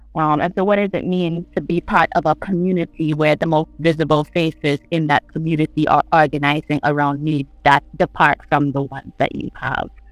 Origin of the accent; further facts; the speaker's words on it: St. John's, Saint John, Antigua & Barbuda; I'm from St. John's. I live in the capital of Antigua and Barbuda.